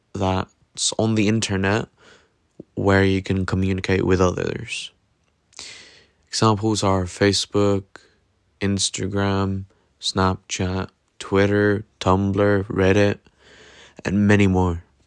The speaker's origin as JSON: {"language": "English", "country": "Norway", "said": "I come from Norway"}